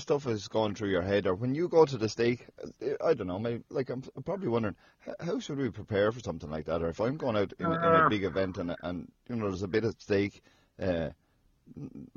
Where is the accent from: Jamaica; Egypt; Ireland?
Ireland; I'm an Irish fella